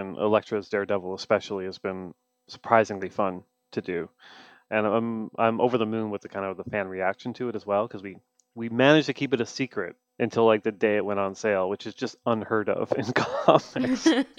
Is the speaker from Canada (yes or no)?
yes; Canada; Look, I'm Canadian. I'm a sad Canadian man, and I'm going to apologize even if things are going well.